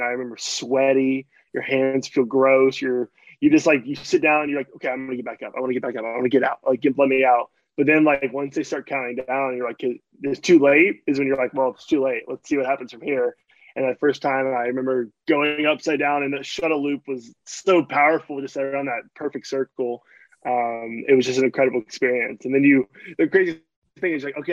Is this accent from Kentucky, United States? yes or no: yes; Louisville, Kentucky, United States; I was born and raised in Louisville, Kentucky